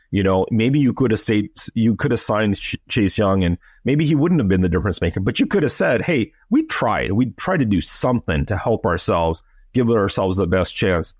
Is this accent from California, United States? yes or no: yes; Los Angeles, California, United States; moved away; I'm also an American, and I grew up in L